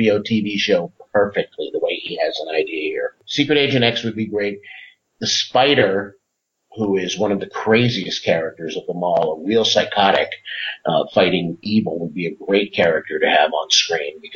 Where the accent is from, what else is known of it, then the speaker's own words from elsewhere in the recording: New Jersey, United States; I grew up in New Jersey